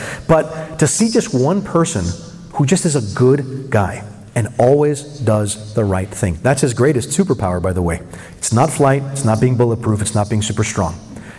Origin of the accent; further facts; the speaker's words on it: West Coast, United States; moved away; I'm from the West Coast.